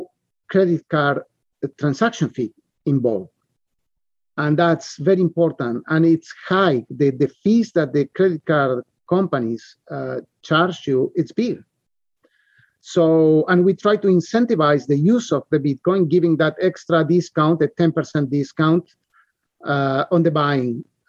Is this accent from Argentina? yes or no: yes; Argentina; moved away; I came from Argentina. And we live all our lives under inflation, hyperinflation